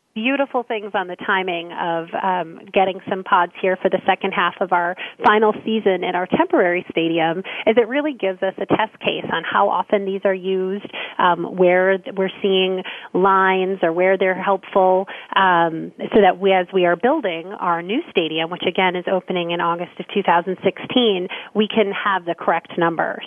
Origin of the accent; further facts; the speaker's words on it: Minnesota, United States; I grew up here in Minnesota